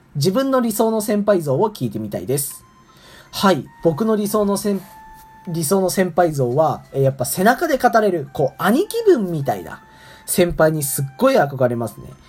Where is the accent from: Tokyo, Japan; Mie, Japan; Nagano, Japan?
Nagano, Japan; moved away as an adult; now in Kokubunji, Japan; 長野県出身で、こうなかなか、えラーメンを食べて育ってこなかった